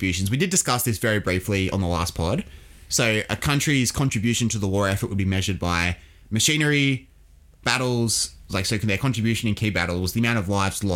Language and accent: English; Australia; as an Australian